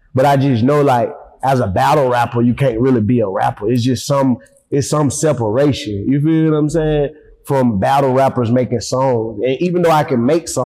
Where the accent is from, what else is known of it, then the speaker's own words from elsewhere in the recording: Atlanta, Georgia, United States; also born or lived in Decatur, Georgia; I grew up in Herndon Home on the west side